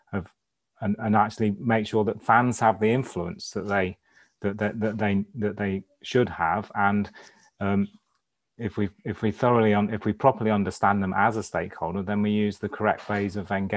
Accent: Crewe, North West England, United Kingdom; also born or lived in Bahrain / Chaddesden; I spent most of my growing up days in and around Crewe

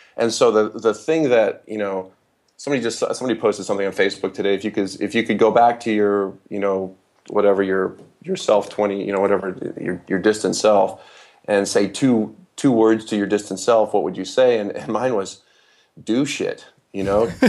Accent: Holland, Michigan, United States; I was raised in West Michigan

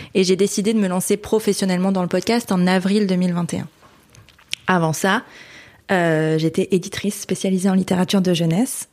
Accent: Hauts-de-France, France; also born or lived in Canada; now in Lille, France; Je viens de la Vénois donc qui est dans une petite bourgade du nord. Ça reste dans les Hauts-de-France, hein, ça reste dans le nord

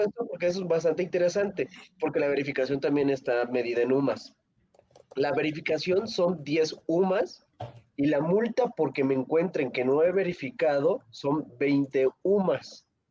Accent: State of Mexico, Mexico; yo soy del Estado de México

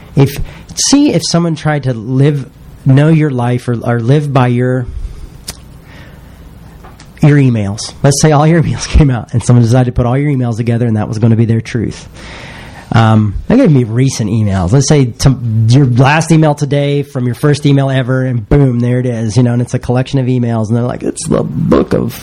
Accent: the South, United States; I'm from the South

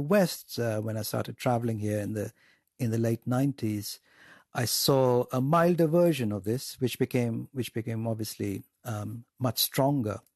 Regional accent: India; growing up in India

